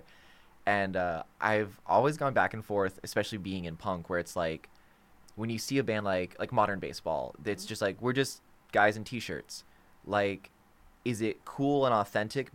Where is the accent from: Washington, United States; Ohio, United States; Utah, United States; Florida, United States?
Florida, United States; we're from Florida